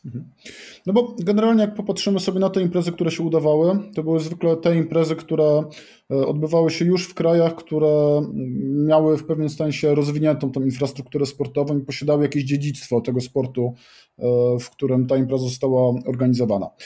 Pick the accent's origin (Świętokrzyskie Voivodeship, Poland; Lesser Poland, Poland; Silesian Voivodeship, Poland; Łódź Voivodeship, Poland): Lesser Poland, Poland; Kraków; jestem z Krakowa